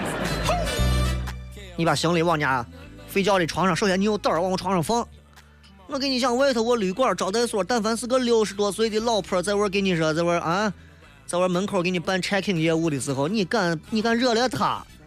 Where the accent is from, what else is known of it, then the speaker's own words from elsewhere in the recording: Xi'an, Shaanxi, China; accent: Xi'an dialect; 就跟咱到外地为了显示自己好像不不被受欺负，一定要说西安话是一样的